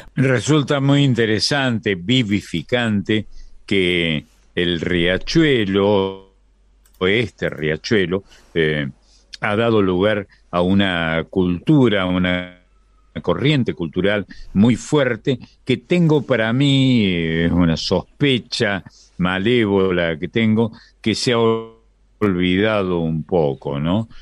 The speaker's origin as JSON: {"language": "Spanish", "region": "Córdoba", "country": "Argentina", "tie": "born or raised there", "moved": "as an adult", "said": "yo vivía en Córdoba, que es de donde, de donde soy, donde estuve hasta pasado los, largamente los 20 años de mi edad"}